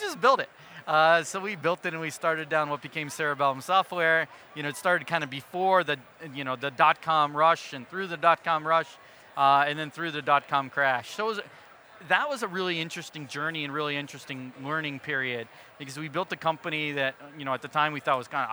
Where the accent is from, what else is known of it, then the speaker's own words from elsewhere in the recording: Wilbraham, Massachusetts, United States; I grew up in a little town right off the turnpike west of Boston, so called Wilbraham, Massachusetts, home of Friendly Ice Cream